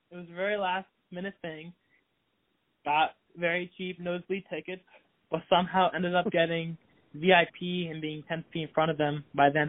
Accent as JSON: {"language": "English", "region": "Massachusetts", "country": "United States", "tie": "born or raised there", "said": "I lived there for nine years. I moved around Massachusetts three different times."}